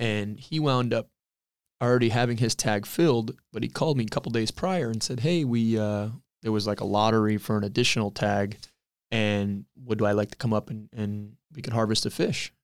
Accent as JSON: {"language": "English", "town": "Cooper City", "region": "Florida", "country": "United States", "tie": "born or raised there", "said": "Always grew up there"}